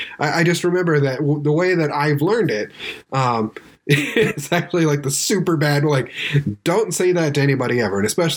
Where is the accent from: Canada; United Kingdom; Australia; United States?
United States; California; Dude, I grew up in Southern California. I heard that all the time.